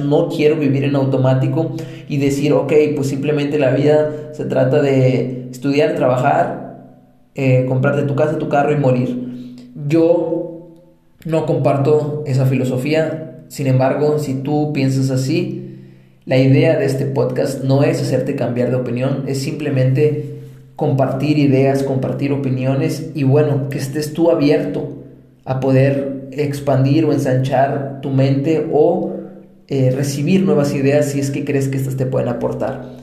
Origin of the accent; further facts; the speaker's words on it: Mexico; moved away as an adult; also born or lived in Colombia; soy mexicano de nacimiento y colombiano de corazón